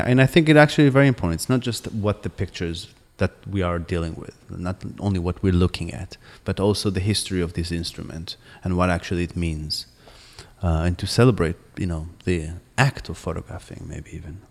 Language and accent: English; Jerusalem, Jerusalem District, Israel; moved away as an adult; also born or lived in New York / Boston; I grew up in Jerusalem